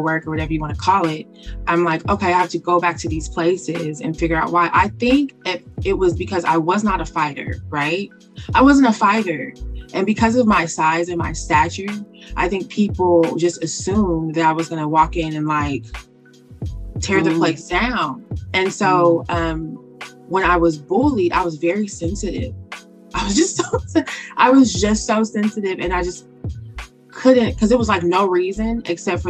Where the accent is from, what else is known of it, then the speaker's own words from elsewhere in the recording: Muncie, Indiana, United States; moved away as an adult; also born or lived in Anderson, Indiana; now in Alabama, United States; Muncie, Indiana was where I was raised. Anderson was where I was born